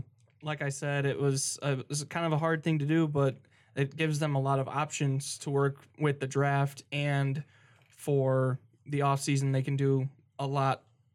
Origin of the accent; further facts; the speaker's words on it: Grand Rapids, Michigan, United States; I come from Grand Rapids. I've watched Nyquist play with the Griffins.